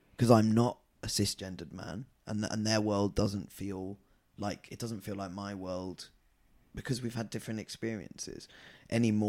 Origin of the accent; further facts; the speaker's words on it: Scotland, United Kingdom; And then he said, why are you wearing a skirt, …? And I said, because I'm Scottish.